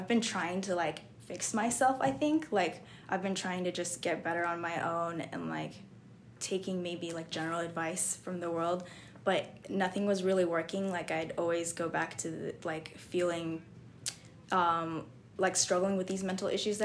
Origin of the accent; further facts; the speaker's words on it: Camas, Washington, United States; I'm from Camas, Washington, and that's like 3 hours from Seattle